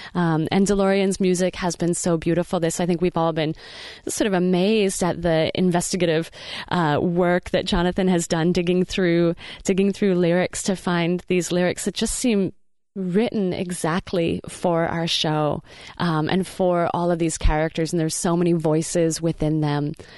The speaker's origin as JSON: {"language": "English", "area": "outside of Seattle", "region": "Washington", "country": "United States", "tie": "born or raised there", "moved": "yes", "lives_now": "Portland, United States", "said": "growing up outside of Seattle, I feel like I saw and heard and thought about slugs a lot more than I do in Portland"}